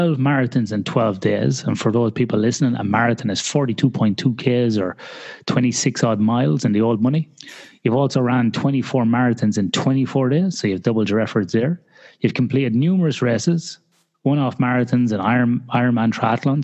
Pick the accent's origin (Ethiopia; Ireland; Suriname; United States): Ireland; as an Irish person